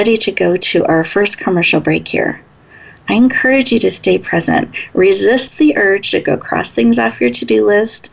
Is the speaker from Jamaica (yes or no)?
no; Washington, United States; now in Northern California, United States; I was born in Washington State